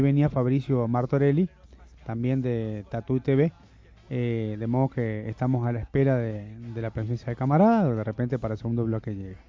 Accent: Uruguay; now in Venezuela; en Uruguay, en mi país natal.

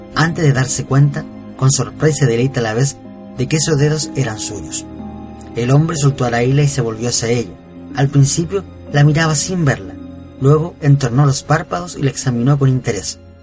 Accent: Chile; de Chile

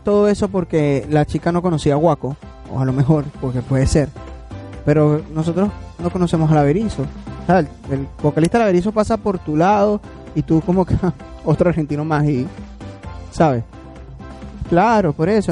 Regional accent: Venezuela; lo que nos caracteriza como venezolanos

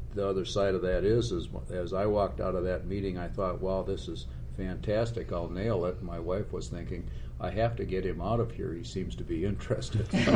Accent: Minnesota, United States; I'm a Minnesotan

